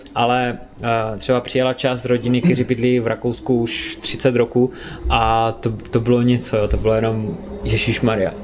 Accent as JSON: {"language": "Czech", "country": "Czechia", "said": "u nás na té domácí půdě"}